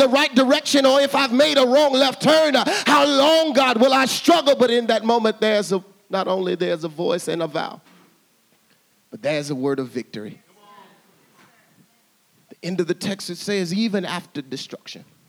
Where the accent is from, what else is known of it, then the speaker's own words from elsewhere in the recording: Little Rock, Arkansas, United States; I grew up in Arkansas. I grew up in Arkansas, in Little Rock, Arkansas.